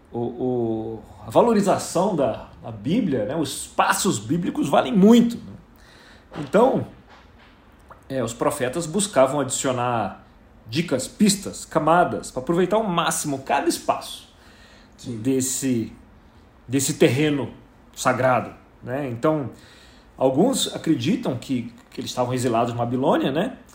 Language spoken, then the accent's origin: Portuguese; Rio de Janeiro, Brazil; Eu não posso dizer isso, porque eu vim do Rio de Janeiro, eu considero que eu sou um exilado de guerra.